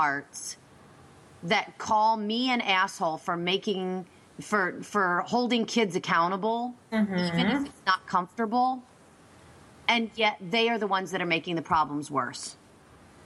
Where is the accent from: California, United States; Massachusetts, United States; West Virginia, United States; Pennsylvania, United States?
Pennsylvania, United States; Berks County; this is just in my hometown